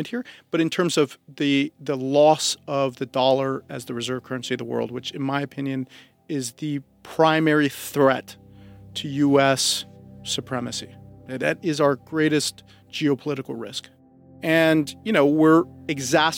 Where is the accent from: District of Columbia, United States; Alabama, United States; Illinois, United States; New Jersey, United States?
District of Columbia, United States; Washington; I'm the son of a diplomat. I grew up here in Washington